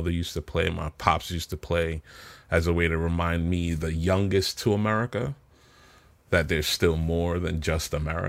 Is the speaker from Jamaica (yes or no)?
yes; Kingston, Jamaica; So I was born in Kingston, Jamaica. I grew up in this small community called Cockburn Pen, which is one of the largest Indian from India in Jamaican community, right?